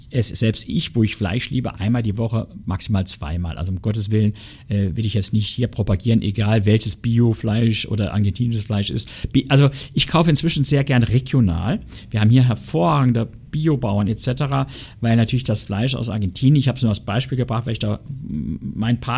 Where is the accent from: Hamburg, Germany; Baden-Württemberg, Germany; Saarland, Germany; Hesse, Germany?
Saarland, Germany; Also ich sage Ihnen ganz ehrlich, ich bin ein echter Saarländer und ein Saarländer isst ab und zu ein Stück Diona.